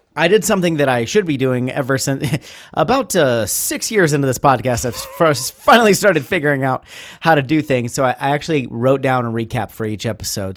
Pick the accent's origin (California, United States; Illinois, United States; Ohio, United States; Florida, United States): Ohio, United States; I'm, I'm from Ohio